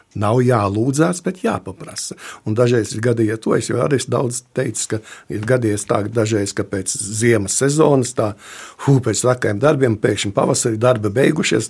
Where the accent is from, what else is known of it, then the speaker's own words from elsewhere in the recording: Latvia; Mēs esam latvieši tādi, es te, nu, labi, diezgan bargi teikšu, dabūšu tā, bet mēs esam latvieši tādi ļoti stipri īpatnēja tauta